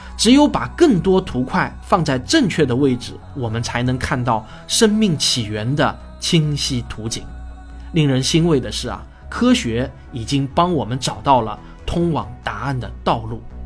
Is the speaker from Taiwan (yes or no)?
no; China; 我们中国人呼吸的大气